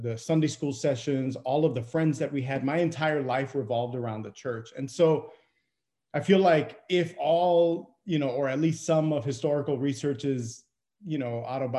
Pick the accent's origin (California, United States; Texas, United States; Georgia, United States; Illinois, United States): Texas, United States; Brownsville; I grew up in Brownsville, Texas, southernmost tip of Texas, there on the border